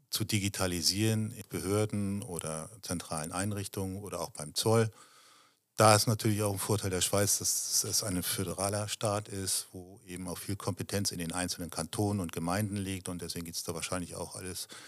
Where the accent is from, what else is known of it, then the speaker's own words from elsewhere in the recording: Germany; Ich fühle mich in Deutschland wohl. Ich bin Deutscher